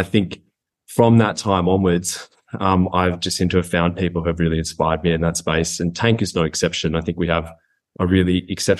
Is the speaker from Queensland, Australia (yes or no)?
yes; Goondiwindi, Queensland, Australia; also born or lived in Brisbane; I grew up in Queensland, and so that was kind of my formative experience, was the Great Sunshine State.